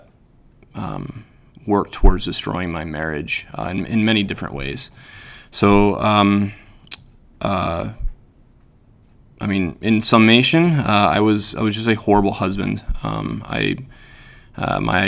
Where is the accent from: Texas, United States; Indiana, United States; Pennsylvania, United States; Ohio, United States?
Pennsylvania, United States; moved away as an adult; also born or lived in Utah; now in Wisconsin, United States; I grew up in Pennsylvania. I lived there until I was about 29, and my wife at the time and I and our two children moved to Utah.